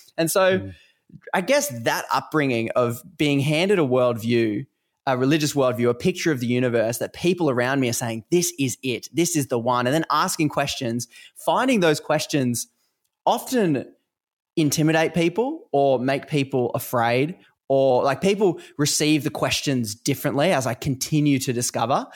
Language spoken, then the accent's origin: English; Australia; accent: Australian; obviously you can probably hear from my accent uh, I live in Australia